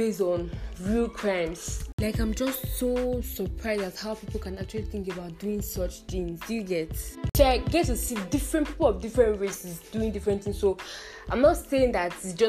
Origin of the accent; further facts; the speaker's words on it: Edo, Nigeria; I'm also from Edo State